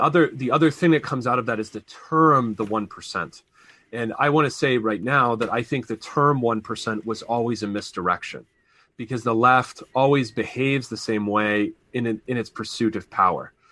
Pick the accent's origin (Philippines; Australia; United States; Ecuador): United States; Pittsburgh, Pennsylvania; I was born in Pittsburgh